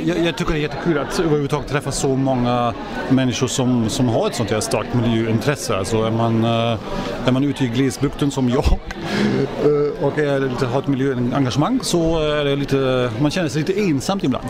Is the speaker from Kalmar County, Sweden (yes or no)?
no; Arvika, Värmland, Sweden; jag kommer från Arvika